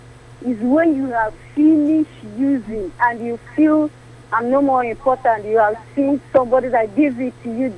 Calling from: Suleja, Niger State, Nigeria; I'm calling from Suleja.

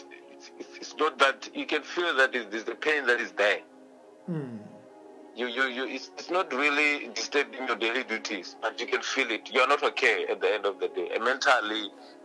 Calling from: Tshiawelo, Limpopo, South Africa; I'm calling from Venda in Limpopo

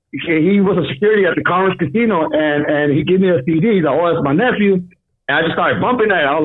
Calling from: El Monte, California, United States; I'm actually calling from Arizona.

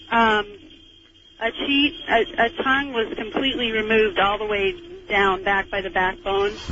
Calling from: Montana, United States; Um, I'm calling from Montana, and I need some information.

